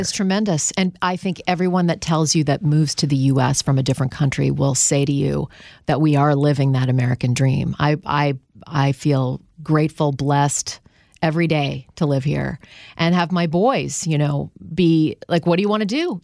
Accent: Canada; moved away as an adult; now in United States; I'm from Canada.

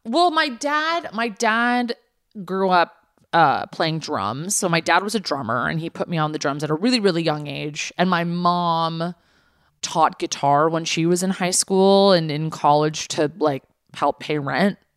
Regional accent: Los Angeles, California, United States; growing up in the valley the valley is technically in Los Angeles

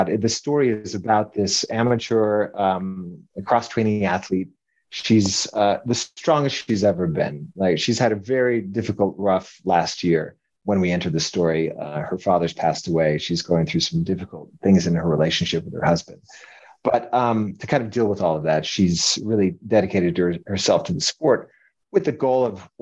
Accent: Denver, Colorado, United States; moved away as an adult; also born or lived in New York; now in Utah, United States; Originally from Colorado

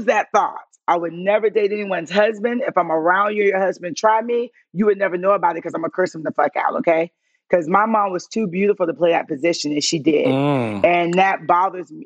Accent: St. Petersburg, Florida, United States; now in Atlanta, United States; I'm from St. Pete

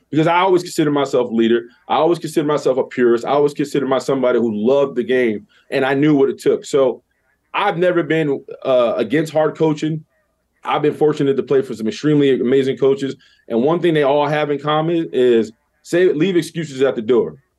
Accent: New York City, New York, United States; I'm from the Bronx

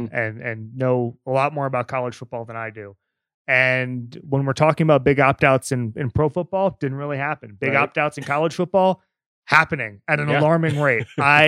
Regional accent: Florida, United States; now in Los Angeles, United States; I am from Florida.

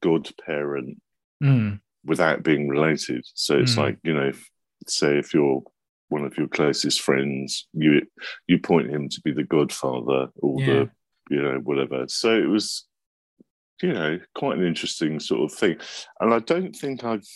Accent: London, United Kingdom; I was brought up just around the corner from Denmark Street

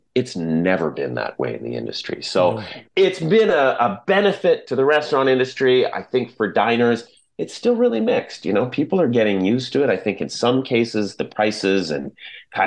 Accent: Fraser Valley, British Columbia, Canada; I grew up in the Fraser Valley

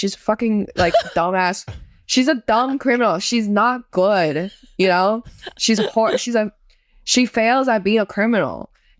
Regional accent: Northeast China, China; also born or lived in Shanghai; I'm from Northeast China. Well, like I was born in Shanghai, but my family's from Northeast China.

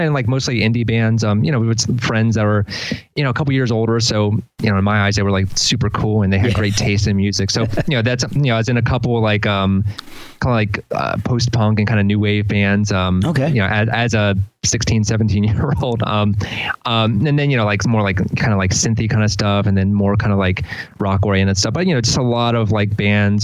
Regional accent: Delaware, United States; also born or lived in Philadelphia; now in College Park, United States; I'm from Delaware originally.

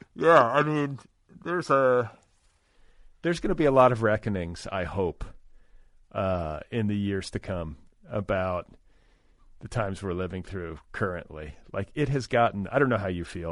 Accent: Indiana, United States; I grew up in Indiana, not terribly far from where you did

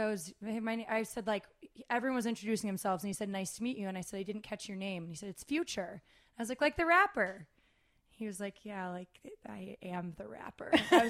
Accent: Ohio, United States; moved away; I'm from Ohio.

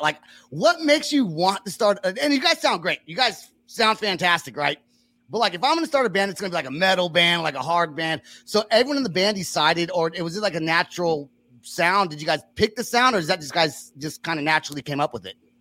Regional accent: Bay Area, California, United States; now in Oklahoma, United States; I'm from California. I'm from the Bay Area

